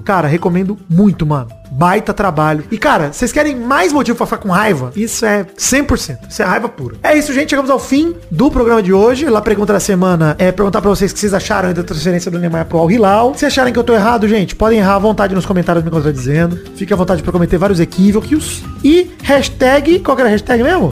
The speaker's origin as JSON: {"language": "Portuguese", "country": "Brazil", "said": "eu sou brasileiro"}